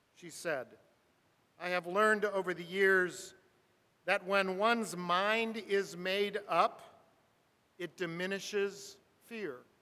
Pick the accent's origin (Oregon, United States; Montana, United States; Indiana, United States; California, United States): California, United States; Burbank; I grew up in Burbank, California, four houses up from the railroad track